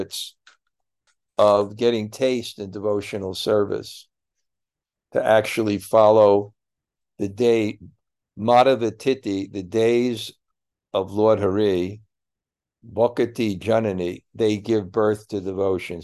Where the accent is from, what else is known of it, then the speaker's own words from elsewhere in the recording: United States; moved away; I'm American